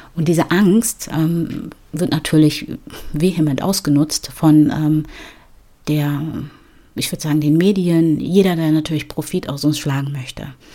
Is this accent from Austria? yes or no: no; Ghana; In ähm, Ghana, also in meiner Heimat